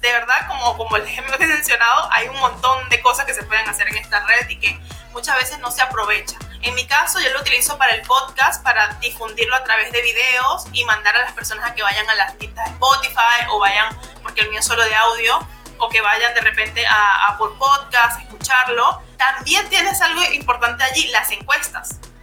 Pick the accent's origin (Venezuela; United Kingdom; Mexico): Venezuela; moved away as an adult; now in Peru; Yo soy venezolana, pero vivo en Perú desde hace ya cinco años viviendo aquí